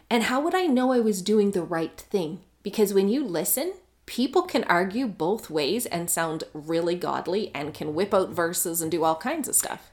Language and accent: English; Canada; I'm Canadian.